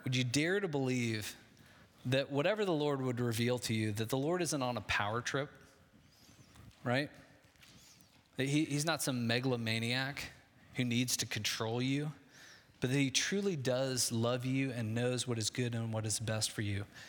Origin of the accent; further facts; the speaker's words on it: Midwest, United States; I grew up in the Midwest